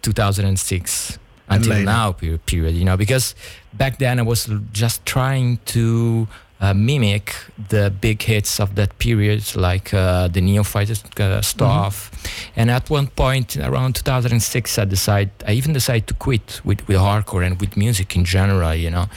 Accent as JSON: {"language": "English", "town": "Rome", "region": "Lazio", "country": "Italy", "second_language": "English", "said": "I had 13 years old and I'm from Rome"}